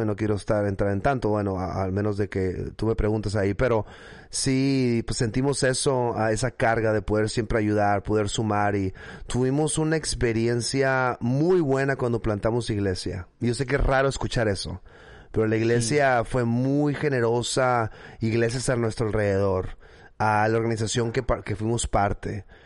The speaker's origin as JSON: {"language": "Spanish", "town": "Mexicali", "region": "Baja California", "country": "Mexico", "tie": "born or raised there", "accent": "norte de México", "moved": "as an adult", "lives_now": "Washington, United States", "said": "yo nací en Mexicali, Baja California es, una ciudad que está en la frontera con California. Ah, así de que, bueno, crecí ahí"}